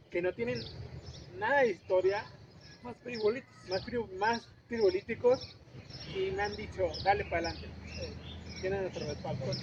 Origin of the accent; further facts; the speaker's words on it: Tampico, Tamaulipas, Mexico; now in San Luis Potosí, Mexico; Sí, yo, soy de Tampico, Tamaulipas.